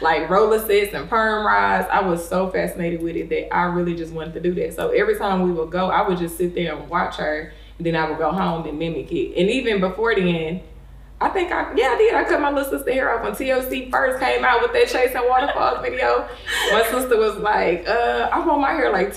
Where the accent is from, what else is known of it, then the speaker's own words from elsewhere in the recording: Flint, Michigan, United States; I grew up in Flint, Michigan, but it was a city inside, like right next to Flint, which is called Beecher